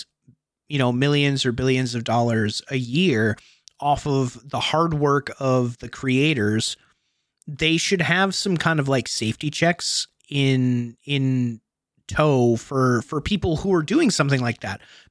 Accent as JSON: {"language": "English", "region": "Massachusetts", "country": "United States", "said": "I come from Massachusetts"}